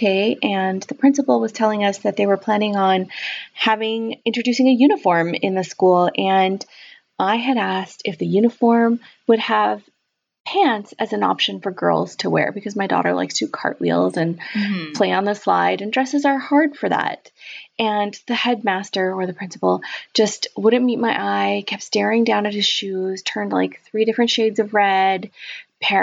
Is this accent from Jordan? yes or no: no; Canada; moved away as an adult; also born or lived in California / Vancouver; now in London, United Kingdom; We are Canadian, but we had moved to California about 7 years ago